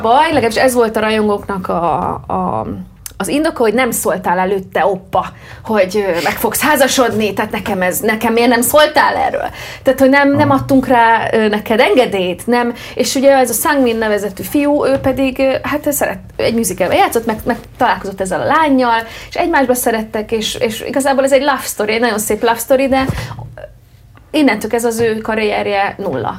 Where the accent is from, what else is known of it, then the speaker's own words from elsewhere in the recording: Hungary; mint magyar itt Magyarországon